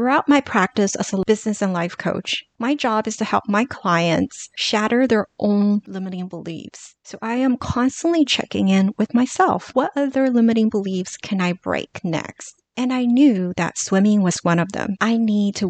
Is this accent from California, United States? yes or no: yes; Los Angeles, California, United States; growing up in Los Angeles and being so close to Hollywood, when I was in middle school